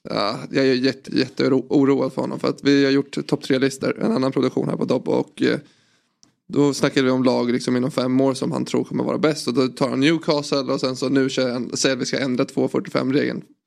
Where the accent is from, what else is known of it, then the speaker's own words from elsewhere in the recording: Sweden; Jag är från Sverige